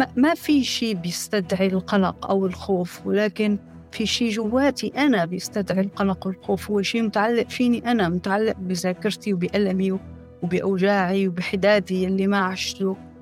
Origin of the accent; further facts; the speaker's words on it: Syria; moved away as an adult; also born or lived in Turkey; now in France